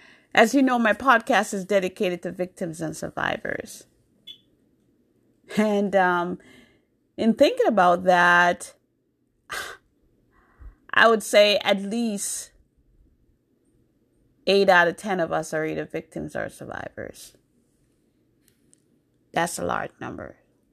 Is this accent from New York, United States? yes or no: yes; New York, United States; also born or lived in Jamaica; now in Massachusetts, United States; So I was born in Jamaica. I grew up in New York. I went to New York when I was 12 years old, so I grew up in New York. But now I live in Massachusetts.